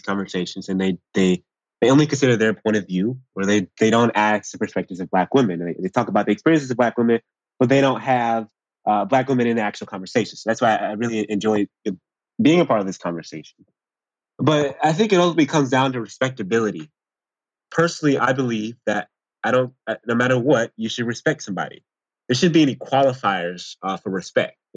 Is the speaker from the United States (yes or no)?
yes; College Park, United States; I grew up in College Park